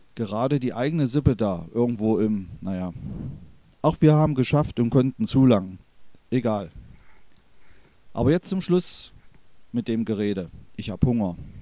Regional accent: Börde, northern Harz foreland, Saxony-Anhalt, Germany; dass ich in der Kräuterkammer Deutschlands, das ist die Region Anhalt, Börde, nördliches Harzvorland, aufgewachsen bin

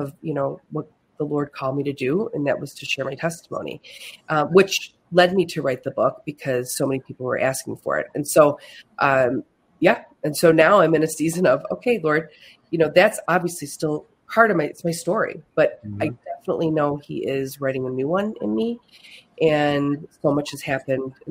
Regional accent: Buffalo, New York, United States; moved away as an adult; also born or lived in Finger Lakes, New York; now in Canandaigua, United States; I am from Buffalo, New York

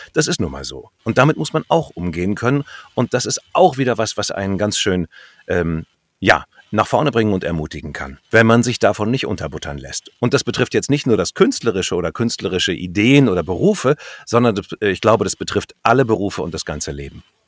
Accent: North Rhine-Westphalia, Germany; moved away; da in Westfalen, wo ich herkomme

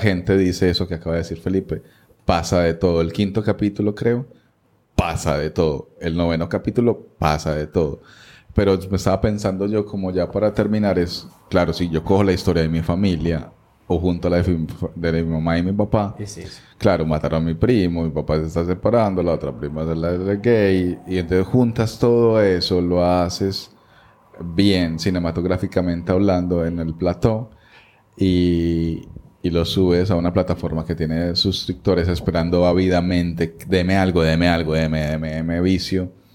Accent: Colombia; somos colombianos

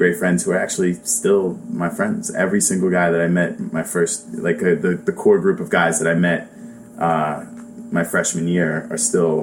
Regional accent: Williamstown, New Jersey, United States; moved away as an adult; now in New York City, United States; I grew up in South Jersey, like a town called Williamstown, right outside of Philadelphia, up until I was 18.

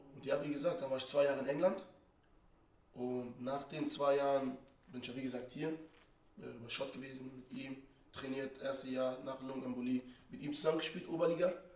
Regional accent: Mainz, Rhineland-Palatinate, Germany; ich bin äh, in Finden aufgewachsen

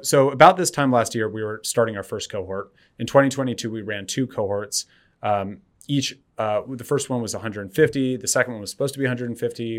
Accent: Berkeley, California, United States; I, I grew up, um, in Berkeley

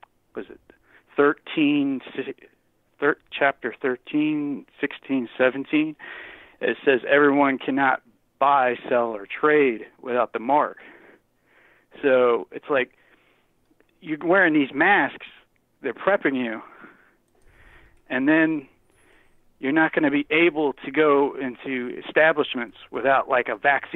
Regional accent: Virginia Beach, Virginia, United States; I'm from Virginia Beach

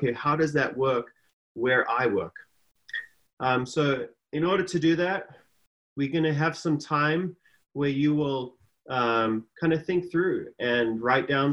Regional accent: South Africa; moved away; I'm from a different country. I'm originally from South Africa, been here for a while now

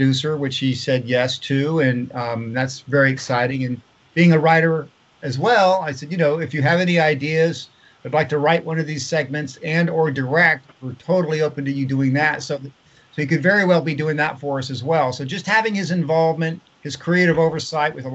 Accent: Longboat Key, Florida, United States; my childhood growing up in Florida

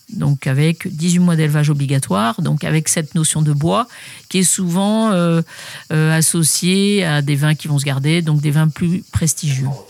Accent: Paris region, Île-de-France, France; now in Bandol, France; je suis née à Paris même, mais euh, j'ai jamais eu euh, de bonnes sensations à Paris. On a quitté la ville pour reprendre une propriété aussi en région parisienne euh, à mes 9 ans

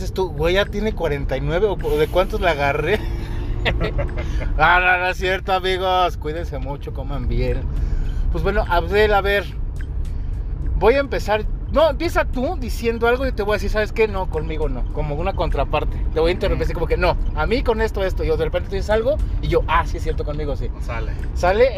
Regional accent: Mexico; como buen mexicano, porque somos puntuales los mexicanos

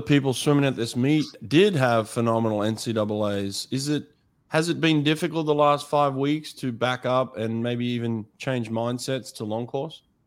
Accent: United States; as an American

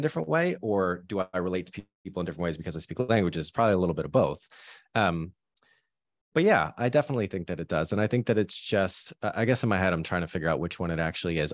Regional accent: Boston, Massachusetts, United States; moved away as an adult; also born or lived in New York; now in London, United Kingdom; growing up in, uh, Boston with my parents kind of from Boston.

